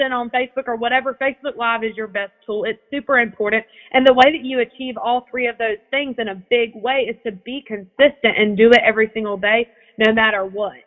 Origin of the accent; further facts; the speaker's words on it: Evans, Georgia, United States; I'm from Evans, Georgia